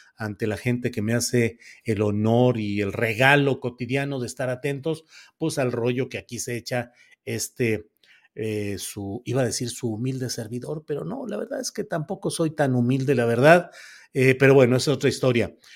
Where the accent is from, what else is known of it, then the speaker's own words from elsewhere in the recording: northern Mexico, Mexico; also born or lived in San Luis Potosí, Mexico; now in Zapopan, Mexico; Del norte, luego crecí y eh, hice mis actividades políticas y universitarias